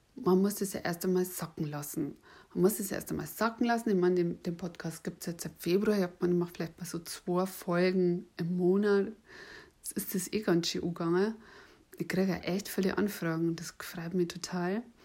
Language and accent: German; Bavaria, Germany; accent: Bavarian; ich habe einen bayerischen Akzent